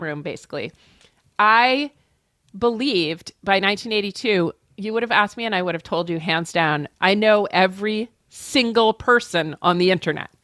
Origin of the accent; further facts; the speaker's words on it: New Hampshire, United States; where I was born in New Hampshire